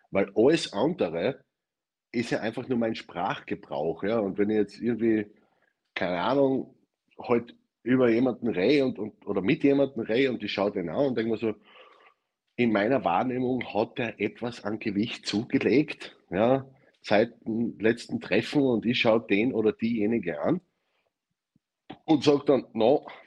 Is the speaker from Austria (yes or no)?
yes; Styria, Austria; also born or lived in Vienna; now in Carinthia, Austria; Ich komme aus der Steiermark, war fünf Jahre in Wien und lebe jetzt in Kärnten. Ich kann nicht schön sprechen.